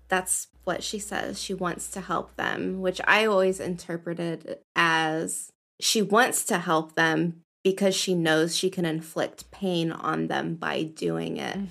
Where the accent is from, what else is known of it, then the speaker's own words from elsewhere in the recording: United States; as an American